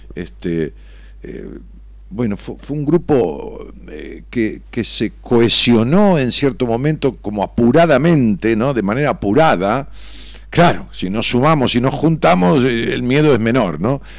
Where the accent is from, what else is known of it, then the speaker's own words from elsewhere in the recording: Ramos Mejía, Buenos Aires Province, Argentina; para mi pueblo, para Roma Mejía, lo que, lo que fue mi pueblo toda la vida